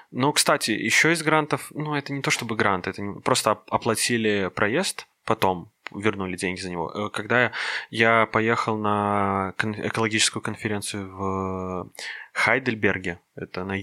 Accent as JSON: {"language": "Russian", "region": "Minsk", "country": "Belarus", "tie": "born or raised there", "said": "я коренной минчанин."}